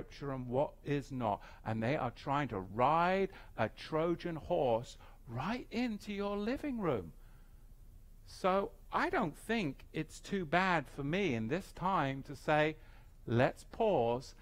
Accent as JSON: {"language": "English", "region": "England", "country": "United Kingdom", "tie": "born or raised there", "said": "I grew up in England"}